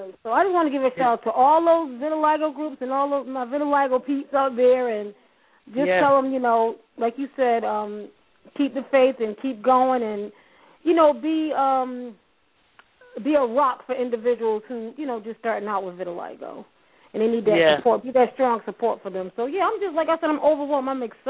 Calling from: Hartford, Connecticut, United States; And I'm calling from Hartford, Connecticut.

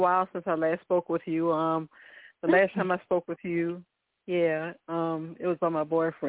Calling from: Virginia, United States; I'm calling from Virginia.

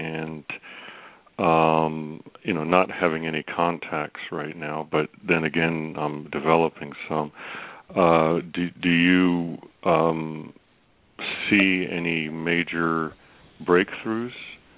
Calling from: Virginia, United States; … from Virginia.

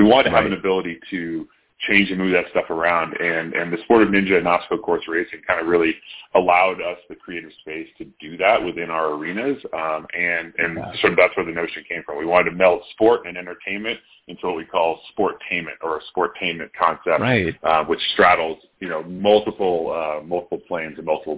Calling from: Denver, Colorado, United States; Yeah, so we're based in Denver, Colorado. Nice little sunny day we got going on here.

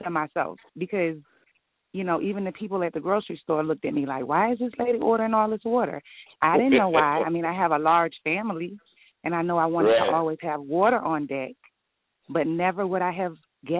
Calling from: Detroit, Michigan, United States; I'm calling from Detroit, Michigan.

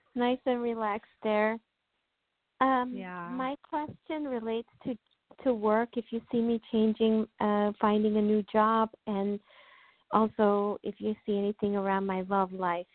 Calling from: New York, United States; I'm calling from New York

